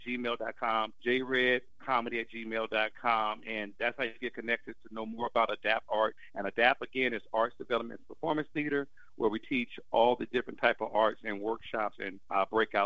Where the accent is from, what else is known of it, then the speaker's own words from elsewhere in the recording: Oakland, California, United States; I'm from Oakland